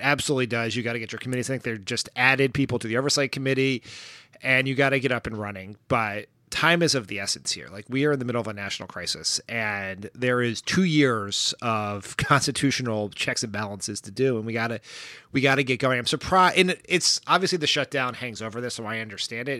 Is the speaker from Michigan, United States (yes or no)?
no; Delaware, United States; I am from Delaware.